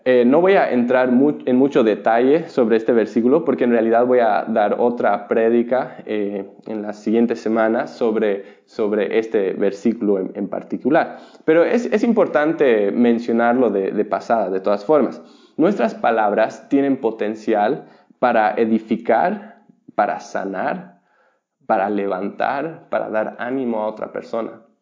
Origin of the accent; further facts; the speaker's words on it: Bolivia; Yo, yo viví y me crié en Bolivia, donde la piratería es muy común.